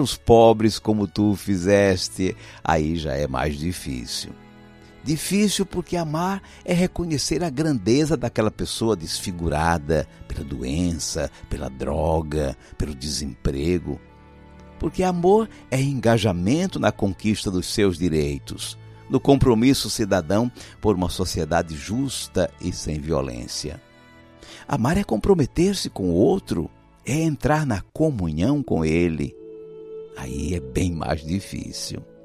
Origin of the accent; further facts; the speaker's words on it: Piracicaba, São Paulo, Brazil; now in Philadelphia, United States; sou natural de Piracicaba, no interior de São Paulo